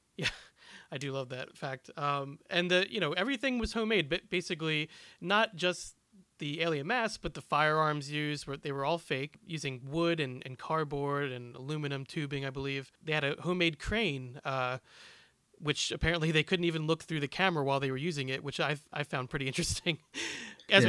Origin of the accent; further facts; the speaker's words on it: Philadelphia, Pennsylvania, United States; I am from the Philadelphia area.